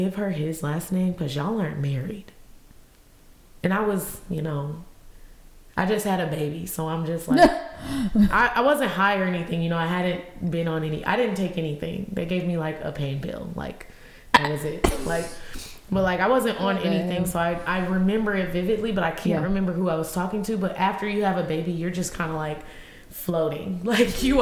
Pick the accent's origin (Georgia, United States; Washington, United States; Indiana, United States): Georgia, United States; also born or lived in Stone Mountain, Georgia / Lithonia, Georgia; I was from Georgia